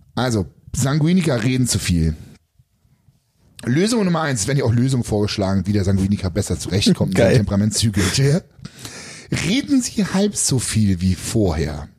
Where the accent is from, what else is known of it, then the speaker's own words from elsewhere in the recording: East Germany, Germany; Ich bin ja quasi ja in der DDR groß geworden